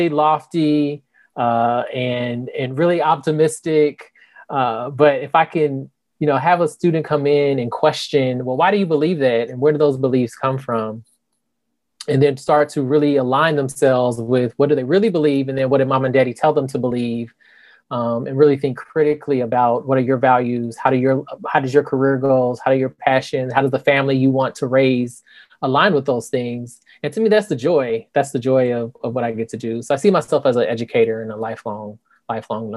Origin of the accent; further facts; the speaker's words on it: Indianapolis, Indiana, United States; moved away as an adult; also born or lived in Iowa / Salem, Massachusetts; now in Tallahassee, United States; I'm just a Midwestern boy from Indianapolis, Indiana, born and raised